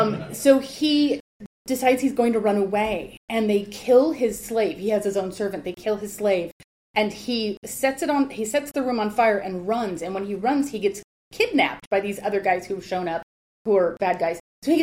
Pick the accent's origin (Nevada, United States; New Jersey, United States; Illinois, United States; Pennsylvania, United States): Nevada, United States; Las Vegas; also born or lived in Los Angeles, California; now in Cambridge, United Kingdom; So, I grew up in the desert. I'm from L.A., and I grew up in Las Vegas, where, you know, nothing is green.